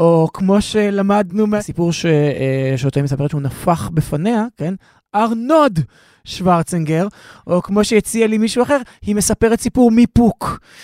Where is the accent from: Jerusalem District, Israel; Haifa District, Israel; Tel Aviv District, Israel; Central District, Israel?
Tel Aviv District, Israel; Tel Aviv; גרתי 22 שנה בתל אביב, ולפני זה גם בעצם הבניין שבו גדלתי בתל אביב, אצל סבא וסבתא שלי